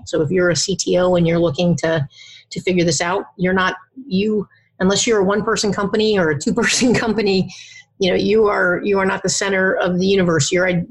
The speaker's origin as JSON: {"language": "English", "country": "Philippines", "tie": "born there", "said": "You know, I think I was born in the Philippines. We lived all over the place."}